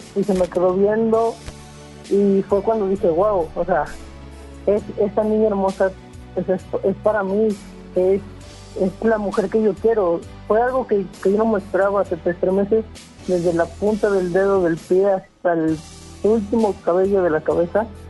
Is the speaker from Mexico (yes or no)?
yes; Puebla, Mexico; moved away; los dos somos del estado de Puebla. Eh, nos conocimos allá